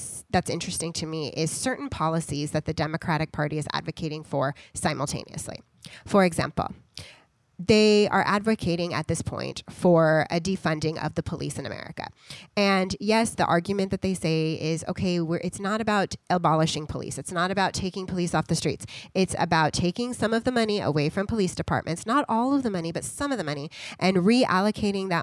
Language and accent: English; United States; as American citizens